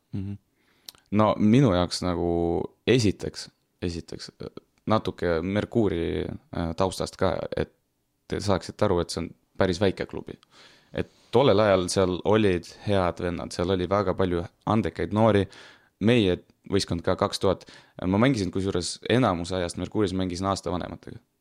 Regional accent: Tartu, Tartu County, Estonia; mina ise olen pärit nagu Annelinnast

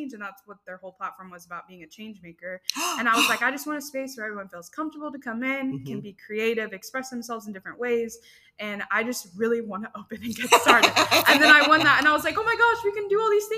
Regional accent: Frisco, Texas, United States; now in Denison, United States; we're originally from Frisco

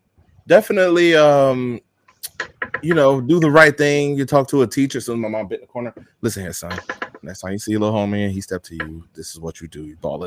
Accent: Tampa, Florida, United States; I grew up in West Tampa.

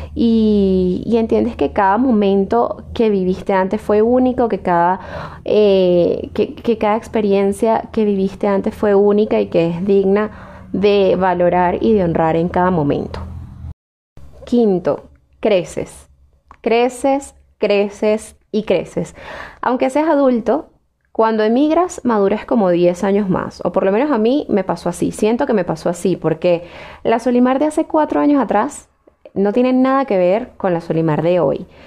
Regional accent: Venezuela; moved away as an adult; Para mí, lo mejor de ser venezolana fue lo que viví en aquel momento en el que fui feliz, en el que estuve con mi familia, con mis amigos, eh, en el que estudié, me gradué

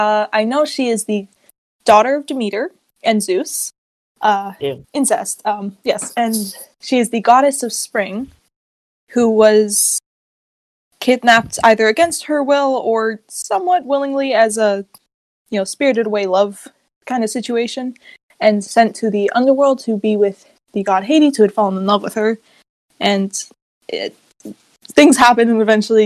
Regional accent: Canada; This is my first time doing this. I'm 17. I'm Canadian. I'm still a student.

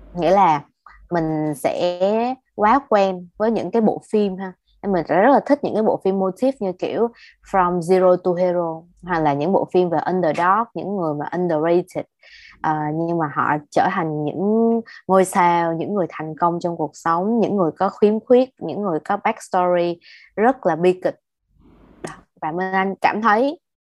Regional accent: Ho Chi Minh City, Vietnam; tụi mình là người Sài Gòn và đi học đại học tại Sài Gòn

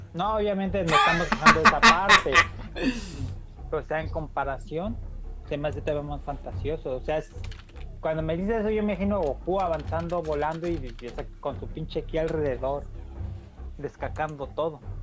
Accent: Mexico; somos mexicanos

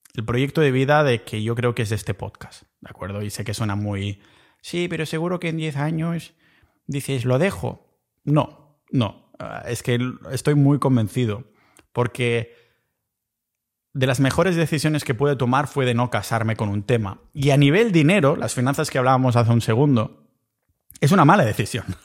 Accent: Catalonia, Spain; accent: Catalan; moved away as an adult; now in Estonia; yo que soy originariamente de Cataluña

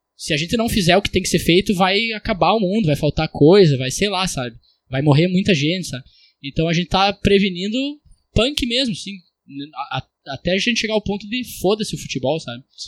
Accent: Brazil; eu sou brasileiro

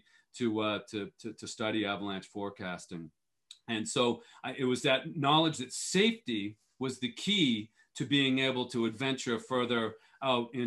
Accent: Boston, Massachusetts, United States; moved away as an adult; also born or lived in Europe; I grew up skiing and racing in New England. I'm from the Boston area originally

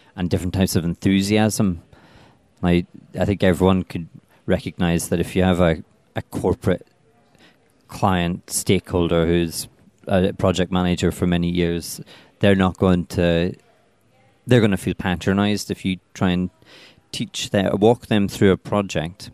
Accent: Belfast, Northern Ireland, United Kingdom; moved away as an adult; also born or lived in Dundee; now in London, United Kingdom; I come from Belfast

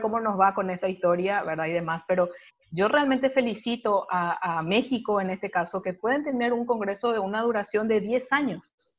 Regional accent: Paraguay; yo soy paraguaya

